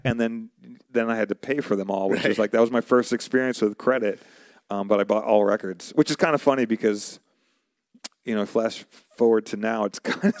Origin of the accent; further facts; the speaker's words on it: New York, United States; moved away; also born or lived in Arizona; So originally I'm from New York. Before I moved to Arizona, I was in New York and I was listening to, I was in New York. Moved out to Arizona.